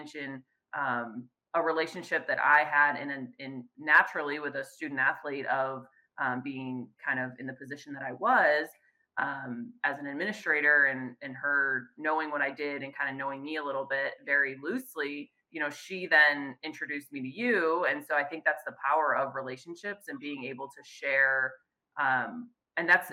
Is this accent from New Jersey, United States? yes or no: no; Chicago, Illinois, United States; moved away as an adult; now in Fresno, United States; I'm originally born and raised in the Chicagoland area.